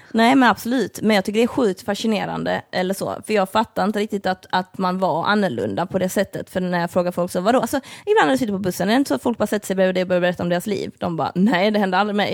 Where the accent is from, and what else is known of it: Lund, Skåne, Sweden; born or raised there